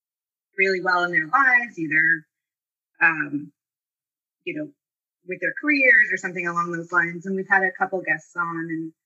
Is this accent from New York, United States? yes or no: yes; Northport, New York, United States; I grew up in Northport my whole life